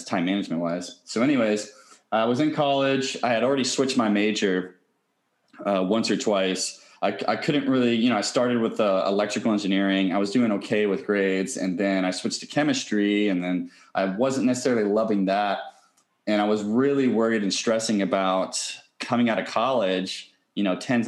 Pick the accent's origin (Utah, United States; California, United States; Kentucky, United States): Kentucky, United States; Louisville; When I grew up in Louisville, Kentucky, and when my parents had first moved to Louisville, Kentucky, we were pretty poor